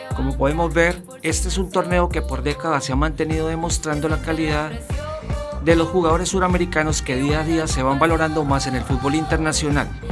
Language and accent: Spanish; Colombia; now in Spain; soy colombiano